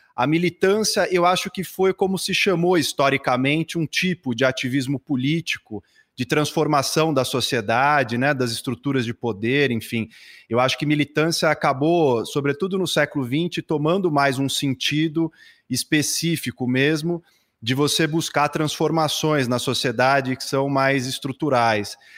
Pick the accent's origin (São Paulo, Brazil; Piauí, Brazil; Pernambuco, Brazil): São Paulo, Brazil; sou nascido aqui em São Paulo